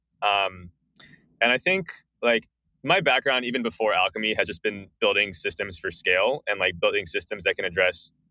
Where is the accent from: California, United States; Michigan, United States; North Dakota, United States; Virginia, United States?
California, United States; Bay Area; I grew up in the Bay Area.